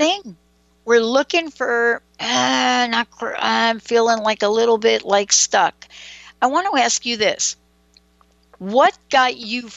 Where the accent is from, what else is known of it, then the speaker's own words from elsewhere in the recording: New York City, New York, United States; me growing up in the Bronx